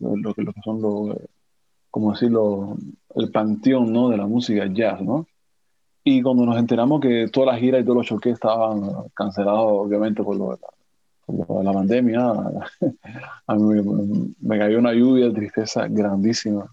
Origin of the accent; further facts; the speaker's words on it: Cuba; moved away as an adult; also born or lived in Havana; now in Paris, France; Soy un cubano atípico